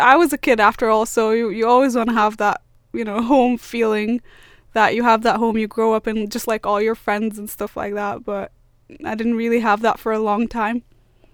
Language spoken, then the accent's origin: English; Alexandria, Alexandria Governorate, Egypt; moved away as an adult; also born or lived in Cairo, Egypt; now in Sunderland, United Kingdom; I used to live in Cairo when I was really young, and then I moved to Alexandria where I lived for about 14-15 years.